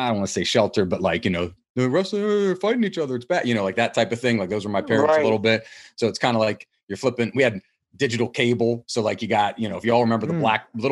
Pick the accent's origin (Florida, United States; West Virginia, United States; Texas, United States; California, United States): West Virginia, United States; moved away; I'm here at my house, you know, the house I grew up in West Virginia